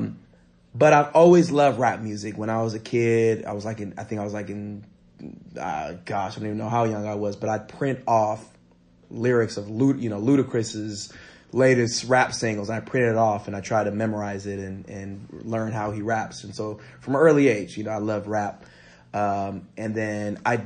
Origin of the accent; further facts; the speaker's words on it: San Jose, California, United States; I grew up in South San Jose and Almaden